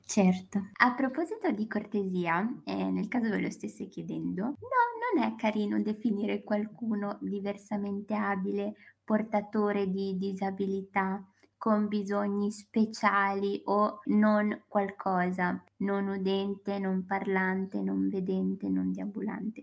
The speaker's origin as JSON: {"language": "Italian", "country": "Eritrea", "moved": "yes", "lives_now": "Bologna, Italy", "said": "vengo dall'Eritrea, studio economia e diritto a Bologna"}